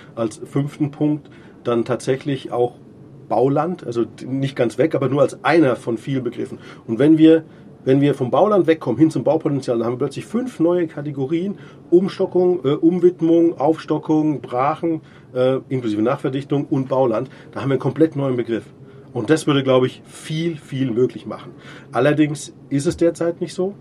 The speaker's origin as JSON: {"language": "German", "town": "Munich", "region": "Bavaria", "country": "Germany", "said": "jetzt bin ich Münchner"}